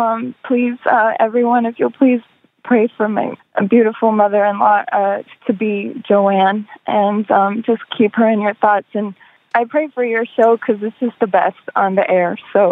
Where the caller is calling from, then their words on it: Tampa, Florida, United States; I'm calling from Tampa area, Florida.